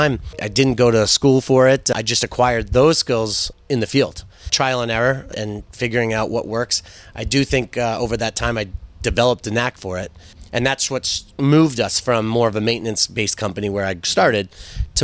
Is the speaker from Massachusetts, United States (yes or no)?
yes; Westwood, Massachusetts, United States; I grew up in Westwood, going to Thurston and the high school.